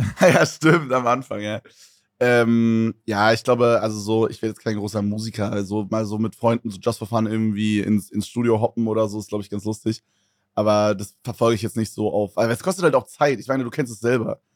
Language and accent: German; Berlin, Germany; Ich komme ja aus Berlin